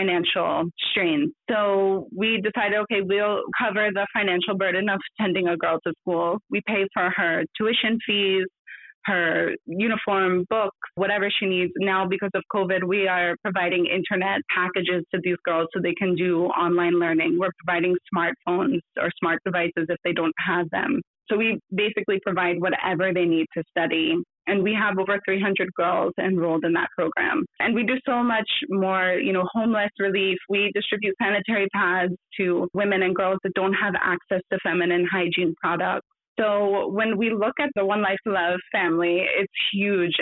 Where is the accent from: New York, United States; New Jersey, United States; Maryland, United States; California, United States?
New Jersey, United States; moved away as an adult; now in India; growing up in New Jersey